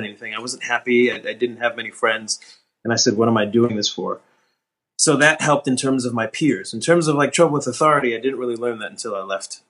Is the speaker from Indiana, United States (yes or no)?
no; Newark, New Jersey, United States; also born or lived in New York; I grew up in New Jersey. I was born in Newark, New Jersey